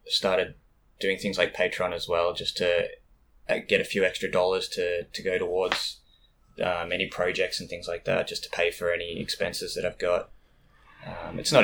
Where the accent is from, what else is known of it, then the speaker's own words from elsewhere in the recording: Bendigo, Victoria, Australia; moved away as an adult; also born or lived in Melbourne, Australia; now in Japan; I'm from Bendigo, but I was living in Melbourne for probably 5-6 years before I came to Japan.